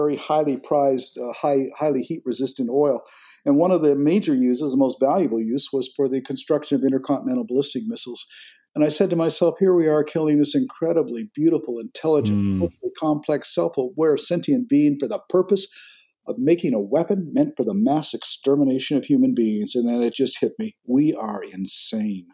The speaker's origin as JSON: {"language": "English", "country": "Canada", "moved": "yes", "lives_now": "United States", "said": "my own home country of Canada"}